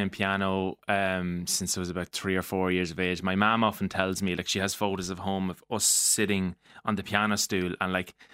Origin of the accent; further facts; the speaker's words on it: Mullingar, Westmeath, Ireland; being from Mullingar